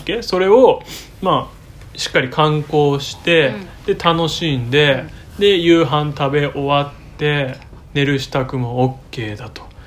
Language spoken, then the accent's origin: Japanese; Kanagawa, Japan; moved away as an adult; 私たち夫婦は2020年6月1日に地元神奈川県から移住先を探して